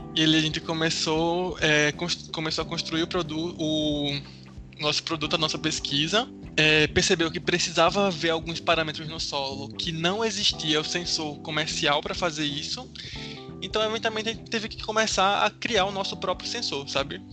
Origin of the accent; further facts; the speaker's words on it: Recife, Pernambuco, Brazil; eu estudo engenharia da computação, sou de Recife.